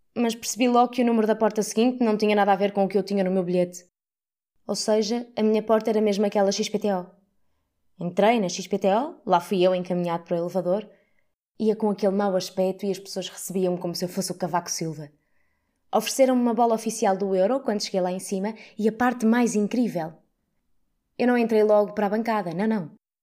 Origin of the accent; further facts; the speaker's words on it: Portugal; sou tuga, estou em França